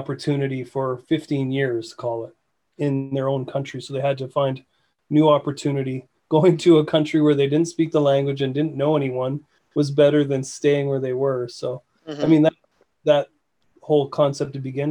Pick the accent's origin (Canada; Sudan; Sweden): Canada; Manitoulin, Ontario; now in Vancouver, Canada; where I grew up in Ontario, the Manitoulin